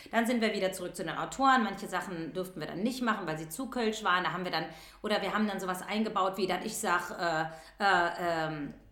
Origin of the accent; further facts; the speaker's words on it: Rhineland, Germany; dann ist das reinig, weil ich komme ja aus dem Rheinland.